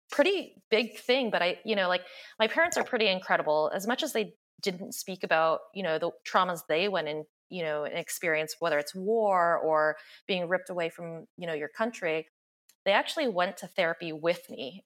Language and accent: English; the South, United States; I grew up in the South